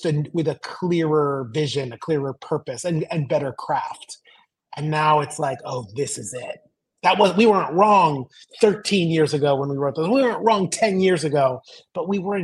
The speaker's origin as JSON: {"language": "English", "town": "Los Angeles", "region": "California", "country": "United States", "tie": "born or raised there", "moved": "yes", "said": "I grew up in Los Angeles or suburbs"}